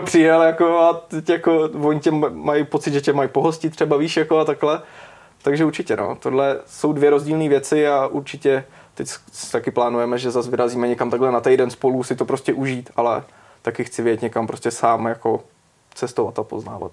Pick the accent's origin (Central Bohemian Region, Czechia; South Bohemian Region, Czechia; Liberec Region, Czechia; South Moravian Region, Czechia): Central Bohemian Region, Czechia; Čáslav; jsem z Čáslavy a studoval jsem střední v Kutný hoře